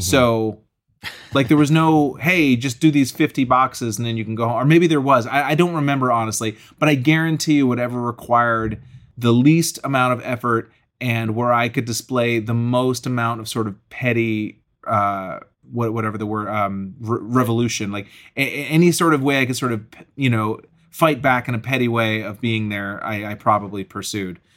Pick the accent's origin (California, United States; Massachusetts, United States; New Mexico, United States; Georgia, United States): Massachusetts, United States; Acton; moved away as an adult; also born or lived in New York City; I grew up in Acton, Massachusetts